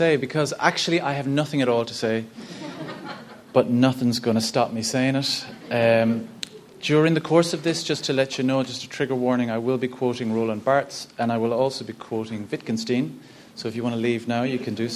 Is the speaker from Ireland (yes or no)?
yes; Ennis, Munster, Ireland; I'm from Ennis, County Clare. I'm the 8th of 10 children.